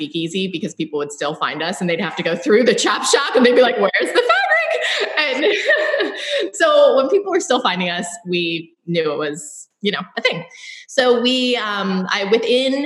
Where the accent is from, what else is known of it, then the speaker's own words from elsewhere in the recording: Baltimore, Maryland, United States; moved away as an adult; also born or lived in Austin, Texas; I am a local born and raised in Mayfield, just a mile from my shop. I am a proud Baltimorean